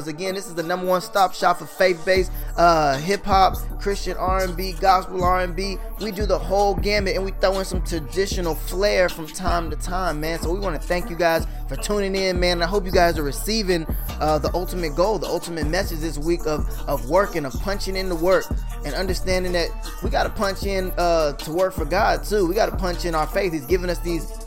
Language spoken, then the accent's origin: English; Texas, United States; I'm from Texas